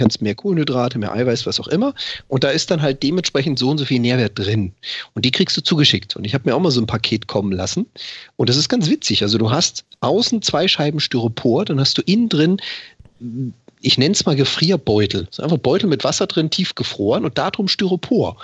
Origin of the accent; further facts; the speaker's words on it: Freiburg, Baden-Württemberg, Germany; now in Hamburg, Germany; da wo ich herkomme aus, aus Freiburg, da hatten wir das auch, den Schlachter, den Metzger um die Ecke